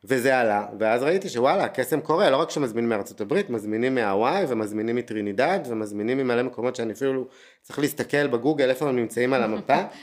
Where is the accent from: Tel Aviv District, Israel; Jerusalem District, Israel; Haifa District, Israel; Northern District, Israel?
Tel Aviv District, Israel; Tel Aviv; moved away as an adult; אני תל אביבי ארטקור וחי את הברנג'ה